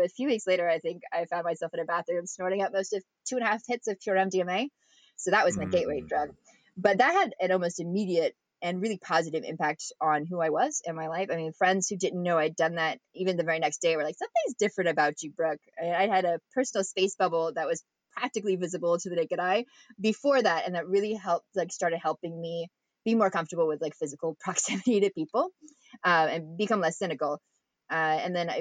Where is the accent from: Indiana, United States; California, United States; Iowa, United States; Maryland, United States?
California, United States; Redding; also born or lived in Long Beach; I grew up in Redding